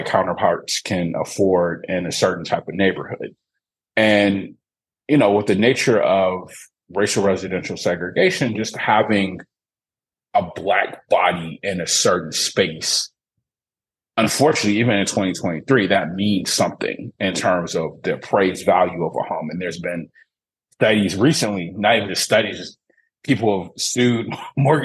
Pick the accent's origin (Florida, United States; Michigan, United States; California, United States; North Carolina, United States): Michigan, United States; Detroit; now in St. Louis, United States; I grew up in Detroit, Michigan, my hometown.